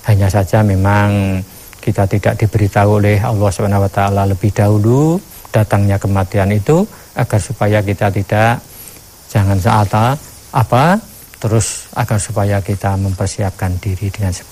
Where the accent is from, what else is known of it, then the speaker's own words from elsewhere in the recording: Java, Indonesia; Ini satu penghinaan kalau kita sebagai orang Jawa apalagi namanya diludah itu sudah merupakan satu penghinaan besar.